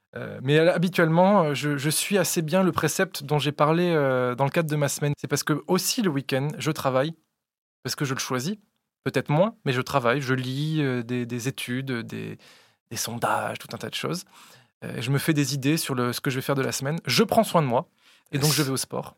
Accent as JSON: {"language": "French", "town": "Vichy", "region": "Auvergne-Rhône-Alpes", "country": "France", "moved": "yes", "said": "Je viens de Vichy, euh, dans l'Allier"}